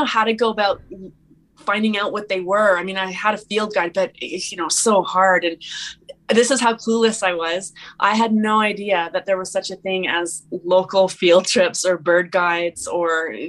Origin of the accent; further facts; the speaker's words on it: Calgary, Alberta, Canada; moved away as an adult; also born or lived in Ottawa, Ontario; I am from Calgary, Alberta, but I spent the last 20 years in Ottawa, Ontario